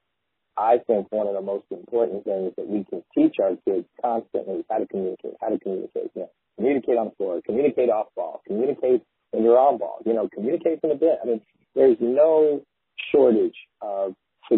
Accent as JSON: {"language": "English", "region": "Midwest", "country": "United States", "tie": "born or raised there", "moved": "yes", "lives_now": "Medford, United States", "said": "as a kid growing up in the Midwest"}